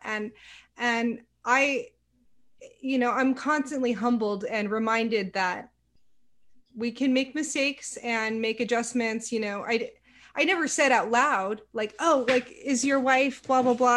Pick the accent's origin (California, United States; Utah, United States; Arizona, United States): California, United States; Silicon Valley; moved away as an adult; also born or lived in Savannah, Georgia; because I grew up in the Silicon Valley, it was a very tech centric area.